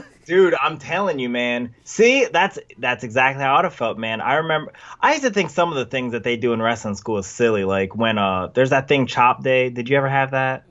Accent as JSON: {"language": "English", "town": "Vineland", "region": "New Jersey", "country": "United States", "said": "a little place called Vineland, New Jersey"}